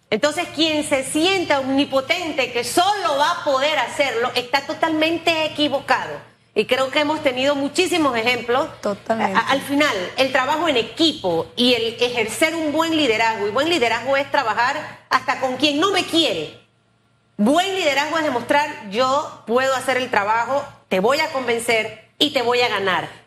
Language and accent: Spanish; Arraiján, Panamá Oeste, Panama; es el lugar donde nací.